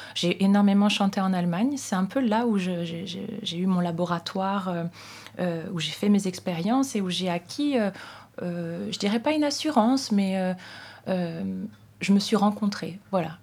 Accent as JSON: {"language": "French", "town": "Saintes", "region": "Nouvelle-Aquitaine", "country": "France", "tie": "born or raised there", "said": "à Sainte, dans ma ville natale."}